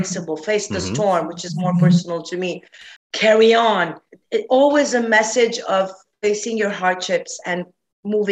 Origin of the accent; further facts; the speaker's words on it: Sidon, South Governorate, Lebanon; moved away; also born or lived in Beirut / Canada; I'm from the core of Beirut. I'm from Sidon, which is the capital of Phoenicia